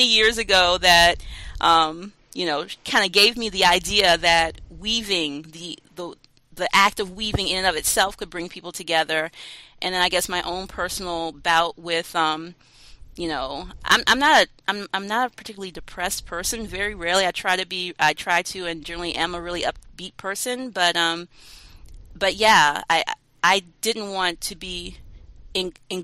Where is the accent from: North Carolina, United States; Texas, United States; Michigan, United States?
North Carolina, United States; I'm from North Carolina.